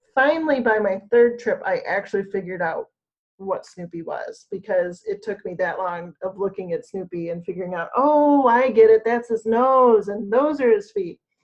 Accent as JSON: {"language": "English", "region": "Michigan", "country": "United States", "said": "I'm from Michigan"}